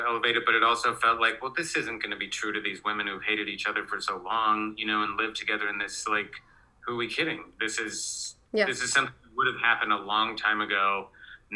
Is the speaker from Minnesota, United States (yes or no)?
no; Oregon, United States; I grew up in Oregon